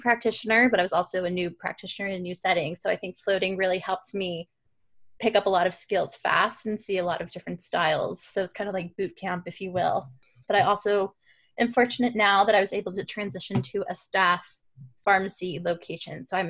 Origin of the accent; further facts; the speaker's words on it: Worcester, Massachusetts, United States; moved away as an adult; also born or lived in Boston, Massachusetts; now in Portland, United States; I am originally from Worcester, Massachusetts, but I'm currently living in Portland, Maine